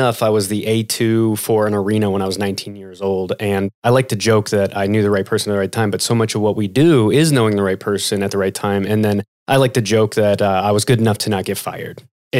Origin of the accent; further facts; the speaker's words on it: Kansas City, United States; I'm from Kansas City. I'm a Kansas City boy.